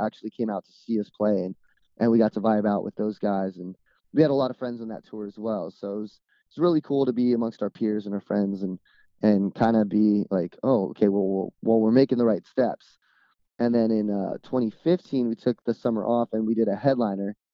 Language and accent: English; Dominican Republic; now in California, United States; growing up in the Dominican Republic